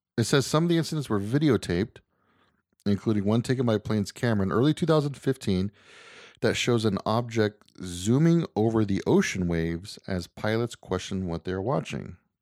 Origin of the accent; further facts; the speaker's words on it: United States; I'm American